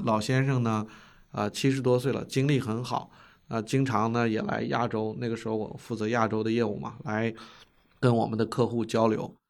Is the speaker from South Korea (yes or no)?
no; China; moved away as an adult; also born or lived in United States; 我是嗯。中国人，又是一个相对平均的美国一个大学毕业的博士